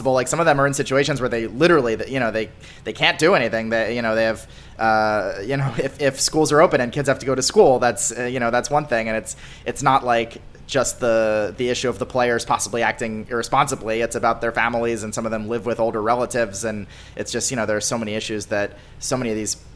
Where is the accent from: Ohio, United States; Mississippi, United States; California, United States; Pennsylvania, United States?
Pennsylvania, United States; outside Philadelphia; I grew up outside Philly